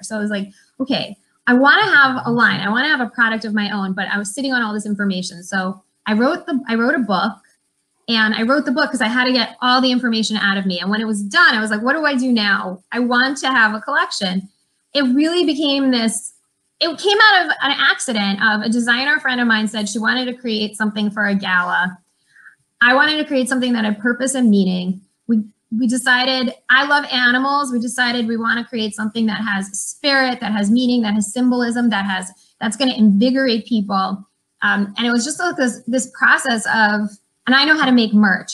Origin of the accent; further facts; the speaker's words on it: New York, United States; I'm originally from New York. I can't really tell you why, but I'm from a small town just outside of Manhattan.